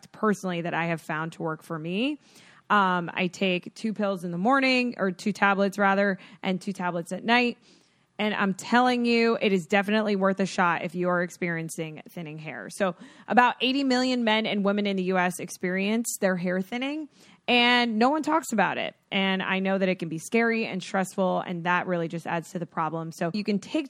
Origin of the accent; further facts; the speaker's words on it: Florida, United States; I grew up in Florida